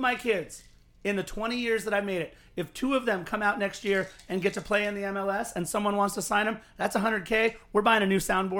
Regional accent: Los Angeles, California, United States; I was from Los Angeles

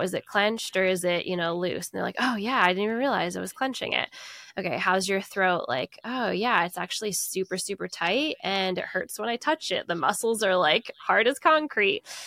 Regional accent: United States; I'm an American

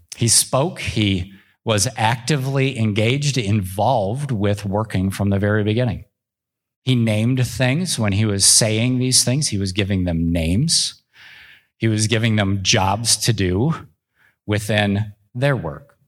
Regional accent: Minneapolis–Saint Paul, Minnesota, United States; I grew up in the Twin Cities

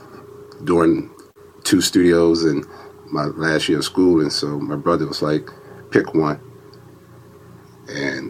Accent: Sunset, Louisiana, United States; moved away; I grew up in Louisiana, a small town, Sunset, which was about 140 miles west of New Orleans

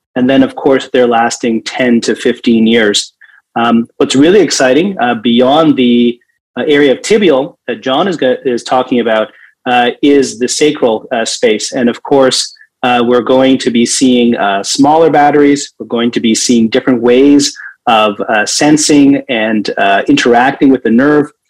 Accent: Toronto, Ontario, Canada; my hometown of Toronto

